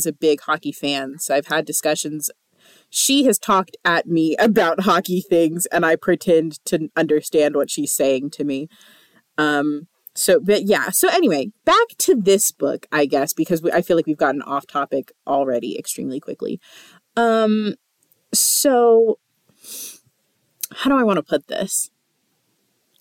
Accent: the South, United States; we're from the South

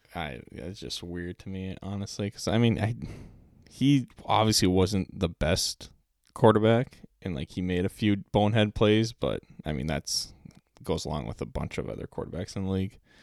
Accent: Pilgrim, Minnesota, United States; I grew up in Pilgrim, Minnesota

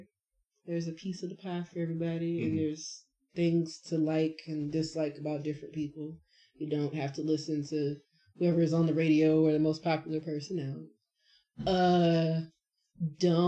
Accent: Jamaica; as a Jamaican

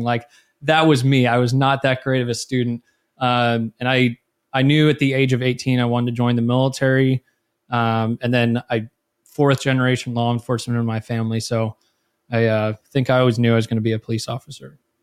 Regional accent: Millbrae, California, United States; I was born in Millbrae, California, which is, uh, about ten minutes south of San Francisco.

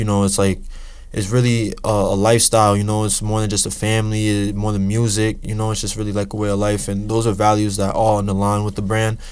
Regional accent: Boston, Massachusetts, United States; also born or lived in New Jersey; I moved to Boston when I was younger

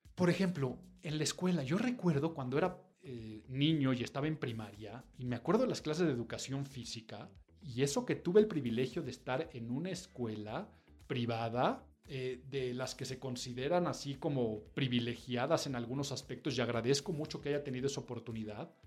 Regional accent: Mexico; nuestra calidad de vida como mexicanos deja mucho, mucho, mucho que desear

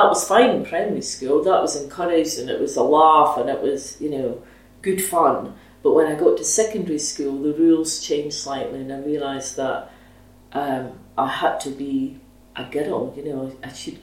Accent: Dundee, Scotland, United Kingdom; I was born in 1964, so I'm 56, and I grew up in Minas Hill in Dundee.

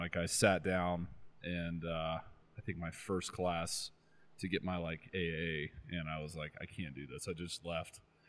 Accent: Orlando, Florida, United States; moved away as an adult; I moved from Florida. I lived in Orlando for like 32 years of my life. So I'm 36 now.

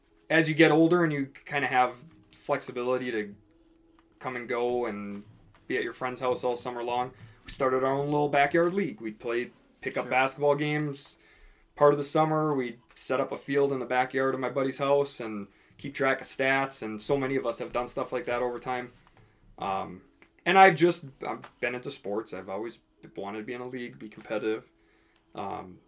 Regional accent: northern Minnesota, United States; I'm from Minnesota, but I'm from northern Minnesota, small town.

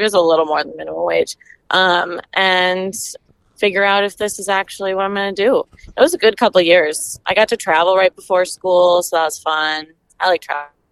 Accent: Stillwater, Minnesota, United States; also born or lived in Madison, Wisconsin; I'm from Minnesota. I'm from Stillwater.

